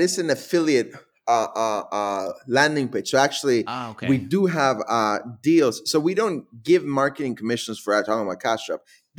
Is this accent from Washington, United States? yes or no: no; Milwaukee, Wisconsin, United States; also born or lived in Mexico; So my family immigrated from Mexico to Milwaukee when I was 13.